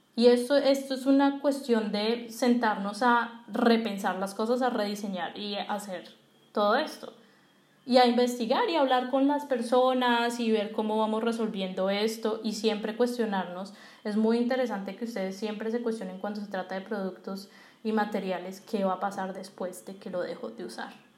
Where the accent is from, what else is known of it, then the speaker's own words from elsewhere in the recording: Colombia; Y nosotros como colombianos y como industria colombiana